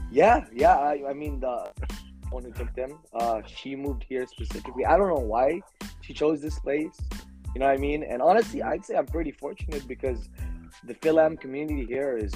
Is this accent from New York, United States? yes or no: no; San Jose, California, United States; also born or lived in Milpitas, California; I was born and raised in the 408 area. So currently, I, I reside in Milpitas, I, I moved around, around a lot between San Hill and Milpitas a lot of the time.